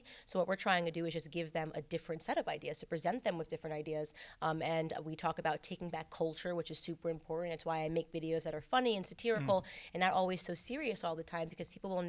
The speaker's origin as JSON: {"language": "English", "region": "Connecticut", "country": "United States", "said": "I'm from Connecticut, so another blue state that has become a sinking ship."}